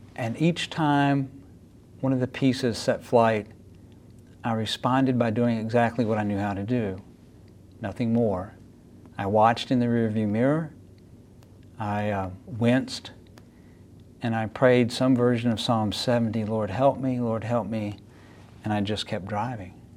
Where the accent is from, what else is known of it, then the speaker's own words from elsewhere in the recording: North Carolina, United States; moved away; you probably already realized from my accent that my story probably didn't begin in the Midwest, and you'd be right. Began in a place where folks talk a little funny, North Carolina